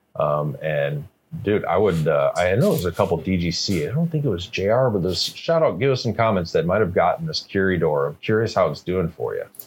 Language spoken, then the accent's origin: English; St. Louis, Missouri, United States; now in British Columbia, Canada; I remember growing up. I grew up in the Midwest, like St. Louis, Missouri.